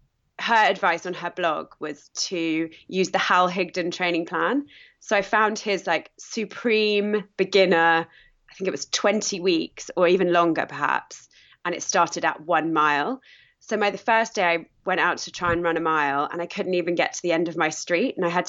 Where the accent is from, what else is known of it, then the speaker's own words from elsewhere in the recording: United Kingdom; I am British, obviously.